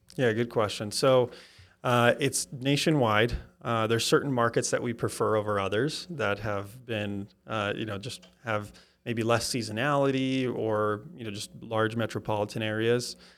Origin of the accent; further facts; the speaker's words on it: Wisconsin, United States; now in Kansas City, United States; I'm from Wisconsin, so I kinda have the, gonna be Packers in my blood